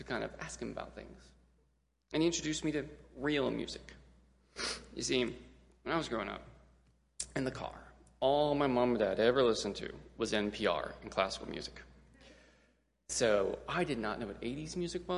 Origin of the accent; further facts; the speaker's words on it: Gulfport, Mississippi, United States; our church, which was also our school, good Southern Baptist, super strict school down in Gulfport, Mississippi, called Temple Christian Academy